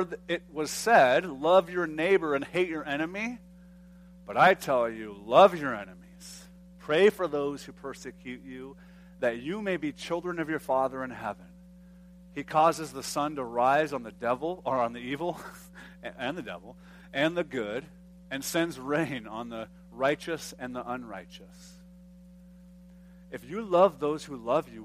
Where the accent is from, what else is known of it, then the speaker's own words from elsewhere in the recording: United States; being an American